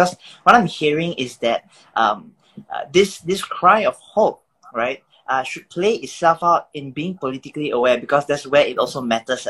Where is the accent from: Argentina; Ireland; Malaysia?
Malaysia; how should we as Malaysian Christians approach GE15?